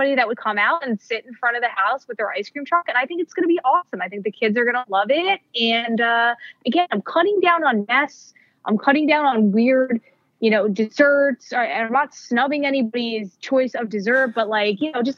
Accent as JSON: {"language": "English", "region": "Northeast", "country": "United States", "said": "I am a traditional Northeast person"}